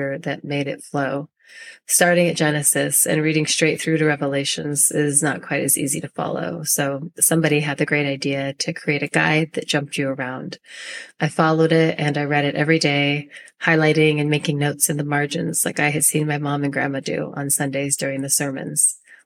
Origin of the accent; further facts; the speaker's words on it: Northern California, United States; I was born and raised in a small town in Northern California